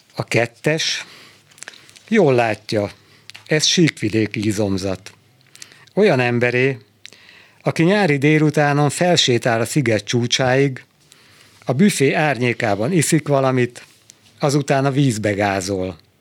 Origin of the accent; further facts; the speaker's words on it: Budapest, Hungary; moved away as an adult; now in Szentendre, Hungary; én Budapestről származom